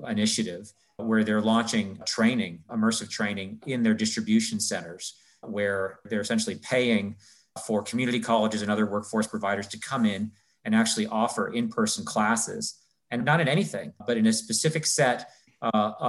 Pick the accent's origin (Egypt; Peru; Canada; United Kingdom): Canada; moved away as an adult; also born or lived in New York; I'm from Canada originally, got into Yale from Canada